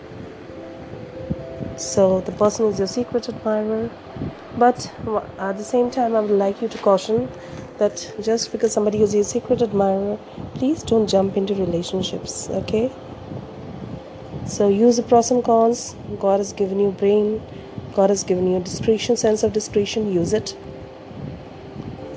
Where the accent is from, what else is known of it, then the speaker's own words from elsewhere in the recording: India; I'm from India